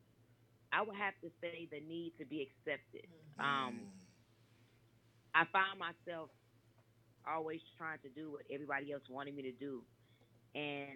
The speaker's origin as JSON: {"language": "English", "town": "Miami", "region": "Florida", "country": "United States", "tie": "born or raised there", "also_born_or_lived": "New York / Atlanta, Georgia", "said": "I'm actually born in New York, but I was raised in Miami, Florida"}